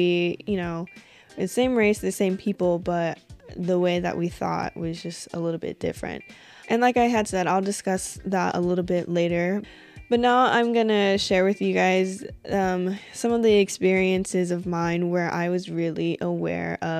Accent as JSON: {"language": "English", "region": "Washington", "country": "United States", "tie": "born or raised there", "also_born_or_lived": "Colorado", "said": "they had me in Colorado, and then we moved to a small town here in Washington State"}